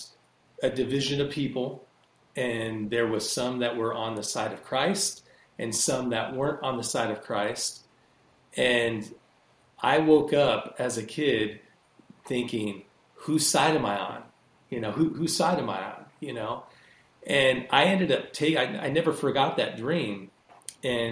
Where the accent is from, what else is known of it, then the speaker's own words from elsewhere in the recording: Rancho Cucamonga, California, United States; also born or lived in Ontario, California; I grew up down in Southern California. I grew up kind of in near, do you guys know where Rancho Cucamonga is?